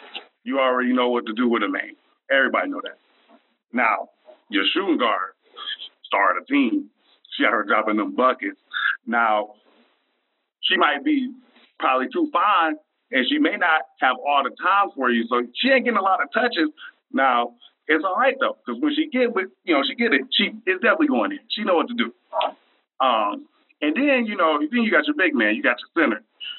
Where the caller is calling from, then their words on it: Memphis, Tennessee, United States; I'm calling down from the Bluffs, Memphis, Tennessee.